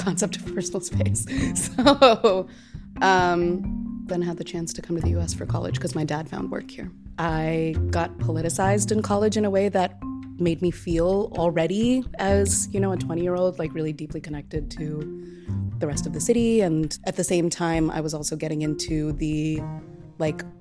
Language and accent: English; Chennai, Tamil Nadu, India; now in Chicago, United States; I grew up in Chennai, which is a Tamil-speaking city in the state directly south of the state that my family is kind of historically from.